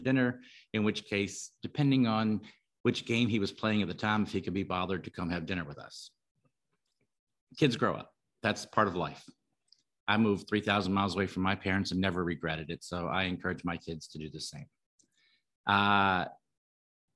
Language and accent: English; Virginia, United States; moved away as an adult; also born or lived in California; now in Mexico; I grew up in Virginia